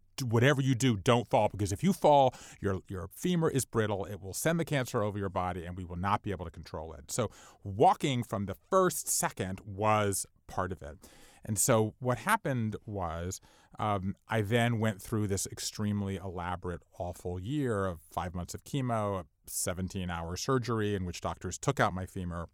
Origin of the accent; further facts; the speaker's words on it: Savannah, Georgia, United States; We all went to my hometown, and Savannah, Georgia is sort of out of the way